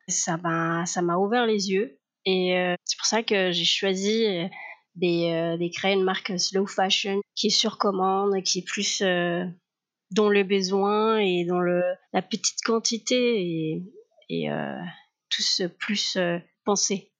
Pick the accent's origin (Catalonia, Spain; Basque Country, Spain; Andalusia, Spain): Andalusia, Spain; Cádiz; French is a second language; moved away as an adult; now in France; je suis des Cadiz, l'Andalousie.